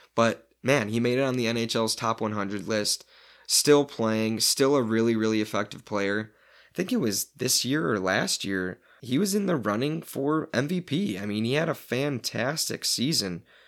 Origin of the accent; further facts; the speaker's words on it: Illinois, United States; growing up in Illinois, going to school in Illinois